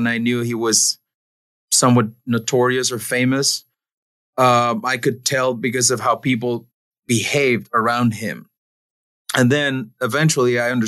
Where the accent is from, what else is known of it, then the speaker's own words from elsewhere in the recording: Mexico City, Mexico; English is a second language; moved away as an adult; Born and raised in Mexico City, second generation luchador